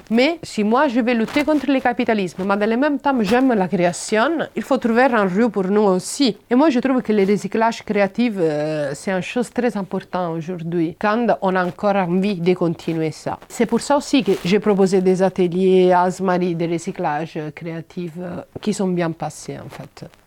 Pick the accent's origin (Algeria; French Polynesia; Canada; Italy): Italy; French is a second language; now in France; Et il m'a dit, tu viens d'où Et moi, j'ai dit, Italie.